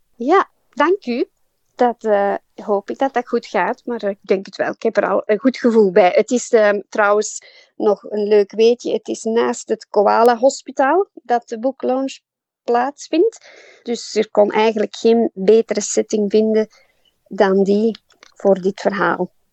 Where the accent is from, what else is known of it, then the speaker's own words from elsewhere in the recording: Belgium; moved away as an adult; now in Port Macquarie, Australia; ik en mijn man, wij zijn allebei uit België en wij zijn naar hier gekomen